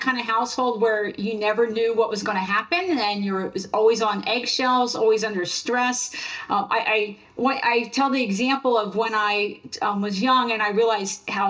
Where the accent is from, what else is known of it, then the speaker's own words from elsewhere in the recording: Central New Jersey, United States; also born or lived in Philadelphia, Pennsylvania; I grew up in New Jersey